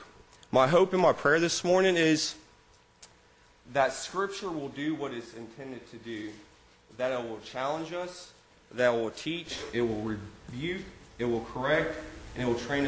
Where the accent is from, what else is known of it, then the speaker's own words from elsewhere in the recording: Orange Park, Florida, United States; moved away as an adult; also born or lived in Graceville, Florida; I grew up in Orange Park, Florida, which is a suburb of Jacksonville, Florida